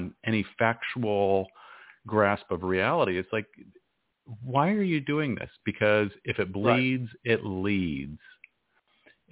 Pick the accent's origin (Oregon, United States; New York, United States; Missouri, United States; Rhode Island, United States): Oregon, United States; me getting together with my family growing up in Oregon